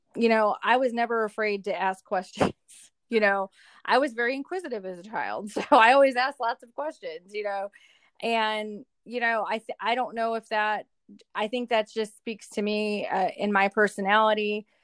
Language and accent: English; Milwaukee, Wisconsin, United States; moved away as an adult; also born or lived in Hattiesburg, Mississippi; now in Louisville, United States; I am originally from Milwaukee, Wisconsin